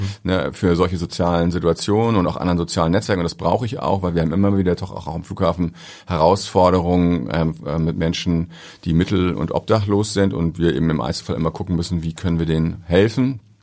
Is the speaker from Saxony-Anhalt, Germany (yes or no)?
no; Ahrensburg, Schleswig-Holstein, Germany; ich komme aus Ahrensburg, hab da, beim, hab da war da Torwart in der Jugendmannschaft